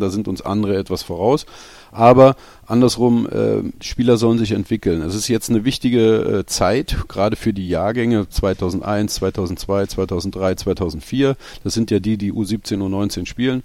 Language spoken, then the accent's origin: German; Berlin, Germany; moved away as an adult; now in Odenthal, Germany; in Berlin zu bleiben, meiner Heimatstadt